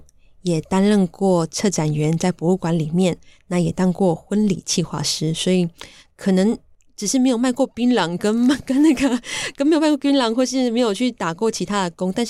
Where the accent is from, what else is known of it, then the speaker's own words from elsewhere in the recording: Taichung, Taiwan; now in Yilan, Taiwan; 那其实呢，我的家乡是台中和平乡。那我是泰雅族人